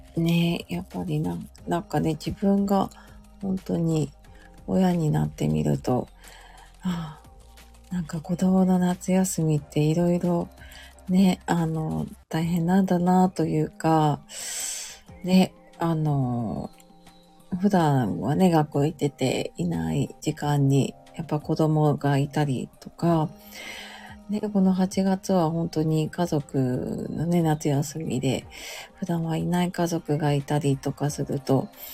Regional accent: Tokyo, Japan; also born or lived in Hokkaido; 東京にね、その時引っ越してきて

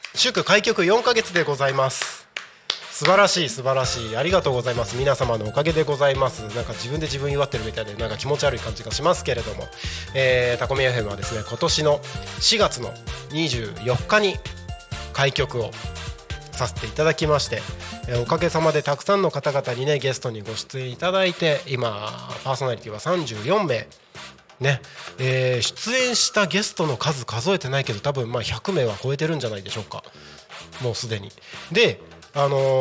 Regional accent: Takko, Aomori, Japan; moved away; 僕の地元が青森県の田子町っていう田子町、はい、田んぼの田に子供の子って書いて田子町の出身なんですけど

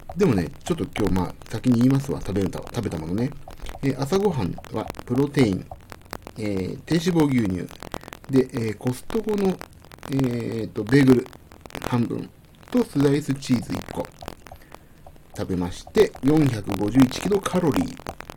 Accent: Kanagawa, Japan; うちはねあのまあ言うと家の方バレちゃうんですけどあのサイクリングコースが割と近くてねそそこら辺ですよ神奈川県なんでうち

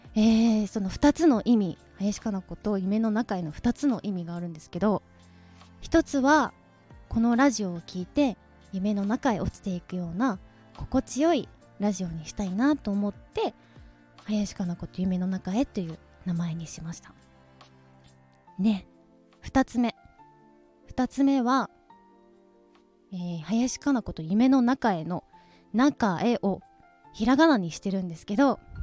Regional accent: Nara, Japan; also born or lived in Osaka; now in Tokyo, Japan; 大阪生まれ奈良育ち

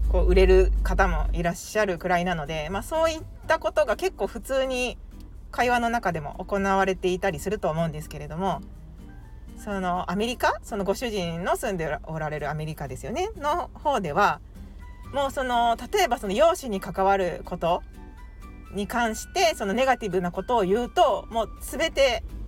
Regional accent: Japan; 私 は日本人なので

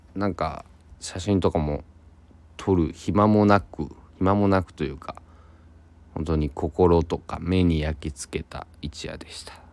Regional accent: Shikoku, Kochi, Japan; 僕の地元の、うんえー、四国で高知県

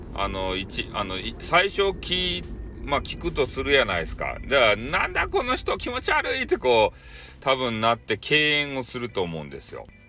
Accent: Hakata, Fukuoka, Japan; accent: Hakata-ben

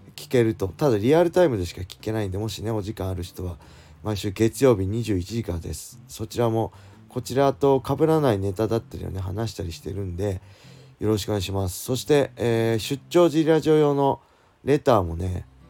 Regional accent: Tsuchiura, Ibaraki, Japan; 地元土浦でね

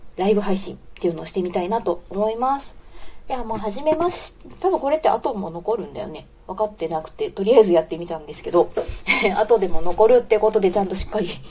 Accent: Osaka, Japan; accent: Kansai dialect; moved away as an adult; also born or lived in Nara; now in Fukuoka, Japan; 大阪出身で大学奈良だった

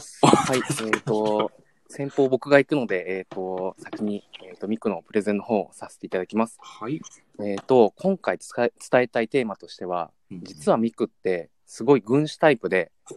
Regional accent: Yamanashi, Japan; 僕も山梨県出身なんですけども

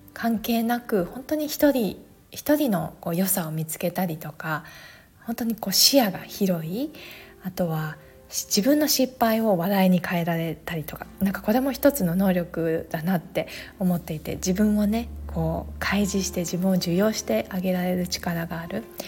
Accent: Japan; also born or lived in Alaska, United States; アラスカで生まれてすぐ半年で日本に戻ってきてそこからずっと日本で育った

